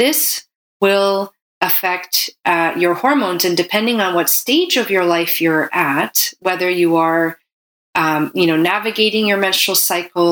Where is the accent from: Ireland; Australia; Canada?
Canada; I'm a Canadian medical doctor